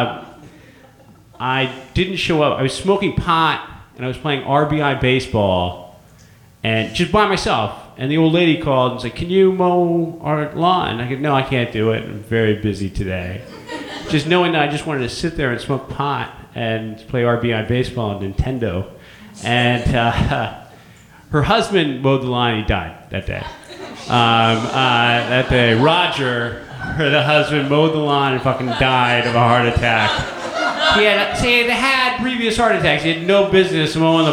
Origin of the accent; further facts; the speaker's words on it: San Francisco, California, United States; born and raised in San Francisco